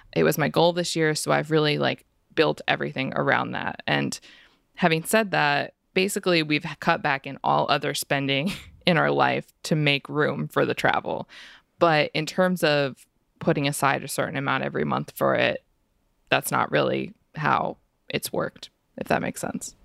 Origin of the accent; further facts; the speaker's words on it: United States; I am American